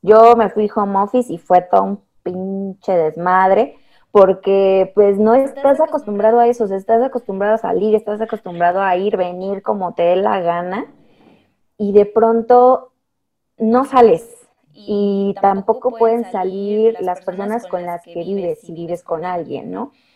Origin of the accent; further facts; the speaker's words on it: Mexico; como buenos mexicanos